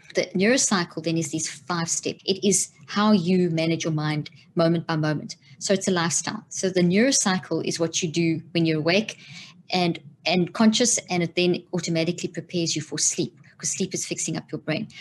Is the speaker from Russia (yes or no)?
no; South Africa; moved away as an adult; also born or lived in Zimbabwe; now in United States; grew up in South Africa